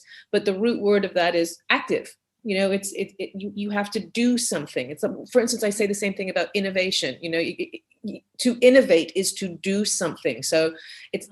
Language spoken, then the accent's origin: English; Canada; moved away; also born or lived in Barbados / Europe; growing up in Canada, where I spent the majority of my younger years